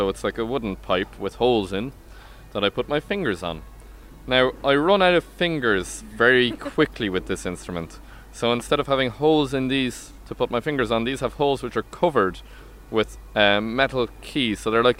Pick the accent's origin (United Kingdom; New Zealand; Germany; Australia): Germany; Berlin; born there; I'm German on my mother's side. I was born in Berlin, for the lovely listeners who didn't know this before. That's where I was born.